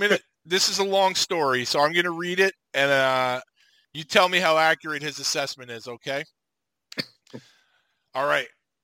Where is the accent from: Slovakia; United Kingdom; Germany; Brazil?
Slovakia; I had never seen a cell phone. I'm from Slovakia.